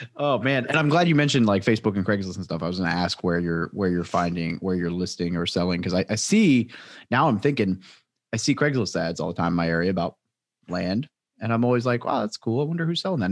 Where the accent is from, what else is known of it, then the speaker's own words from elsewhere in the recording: Midwest, United States; I grew up in the Midwest